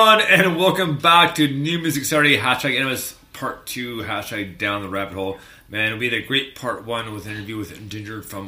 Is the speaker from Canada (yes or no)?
yes; Canada; I'm Canadian